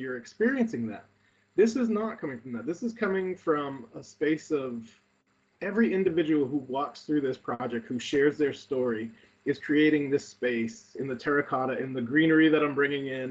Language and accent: English; New Bedford, Massachusetts, United States; my hometown of New Bedford, Massachusetts